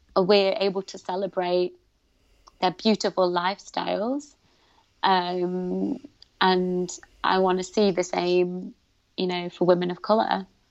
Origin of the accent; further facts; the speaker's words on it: United Kingdom; I'm proud of being Pakistani. I'm proud of being British.